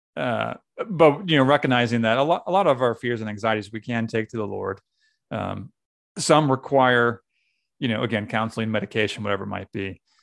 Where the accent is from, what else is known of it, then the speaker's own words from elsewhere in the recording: New England, United States; now in Pennsylvania, United States; I'm from New England